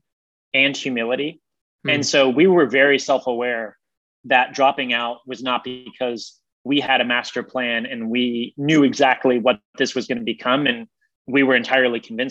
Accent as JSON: {"language": "English", "region": "Ohio", "country": "United States", "tie": "born or raised there", "also_born_or_lived": "Boston", "moved": "as an adult", "said": "I grew up in the Midwest. I was a Midwestern kid in Ohio, primarily"}